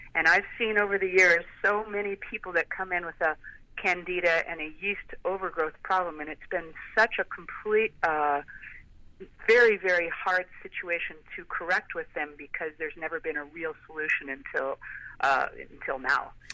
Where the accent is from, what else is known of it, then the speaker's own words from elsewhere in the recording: Chicago, Illinois, United States; now in Clearwater, United States; being from Chicago